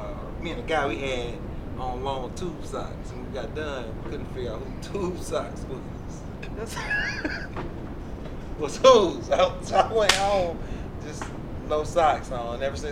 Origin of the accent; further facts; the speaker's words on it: Oakland, California, United States; now in McAllen, United States; No, I ain't from John Barry. We're from Oakland, California, baby.